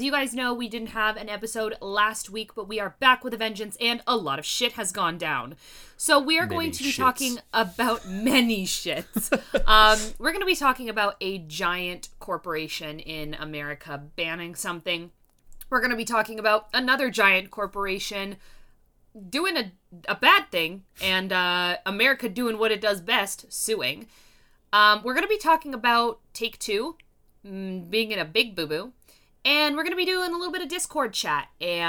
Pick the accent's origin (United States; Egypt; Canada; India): Canada; I am Canadian.